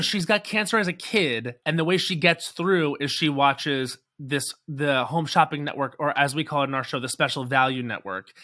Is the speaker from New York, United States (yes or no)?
yes; Islip, New York, United States; also born or lived in Babylon, New York; I was born in Babylon, but I grew up in Islip, and now my parents still live in West Babylon